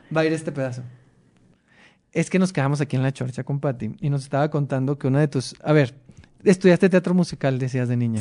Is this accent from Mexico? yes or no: yes; Mexicali, Baja California, Mexico; moved away; yo soy de Mexicali, no, no veía, no hay tanto teatro allá